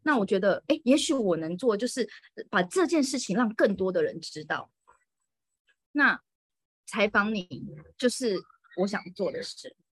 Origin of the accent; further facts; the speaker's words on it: Taiwan; moved away as an adult; also born or lived in Moscow, Russia; now in Reyhanlı, Turkey; 就从小到大都是在台湾长大的